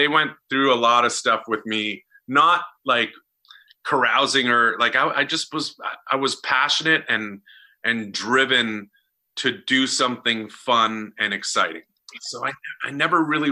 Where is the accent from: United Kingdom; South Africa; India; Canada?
Canada; Winnipeg, Manitoba; moved away as an adult; also born or lived in Vancouver / Los Angeles; when I moved from my hometown of Winnipeg to Vancouver, Canada